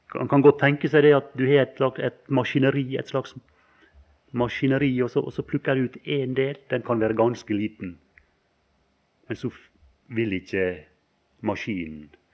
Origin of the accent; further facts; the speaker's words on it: Valdres, Innlandet, Norway; det var folk hjemme på Valdres